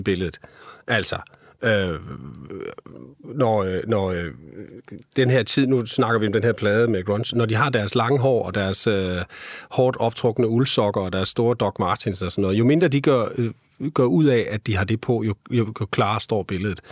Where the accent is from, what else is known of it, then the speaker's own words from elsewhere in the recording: Skanderborg, Central Denmark Region, Denmark; Jeg kommer fra Skanderborg